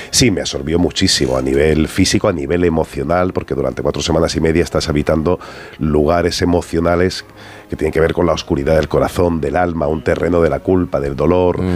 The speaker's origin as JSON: {"language": "Spanish", "region": "Andalusia", "country": "Spain", "tie": "born or raised there", "accent": "Andalusian", "said": "Yo tengo acento, aunque realmente mi carrera, como soy andaluz y me crié en Andalucía, mi carrera la he desarrollado en Madrid"}